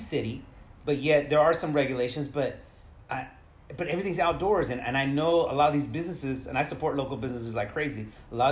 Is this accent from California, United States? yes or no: yes; Modesto, California, United States; I was born and raised in Modesto.